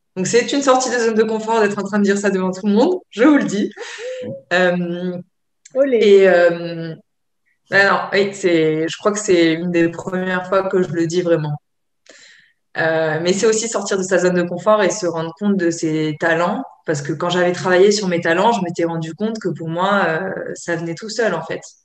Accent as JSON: {"language": "French", "region": "Provence-Alpes-Côte d'Azur", "country": "France", "said": "je viens de, la Côte d'Azur"}